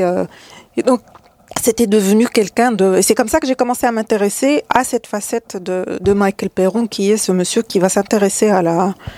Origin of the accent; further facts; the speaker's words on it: Salé, Rabat-Salé-Kénitra, Morocco; je, suis né, j'ai grandi à Salé